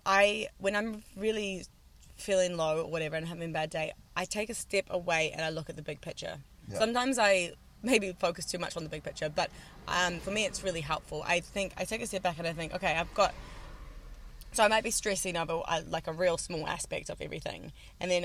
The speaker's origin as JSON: {"language": "English", "country": "New Zealand", "also_born_or_lived": "Wanaka", "said": "I'm from New Zealand"}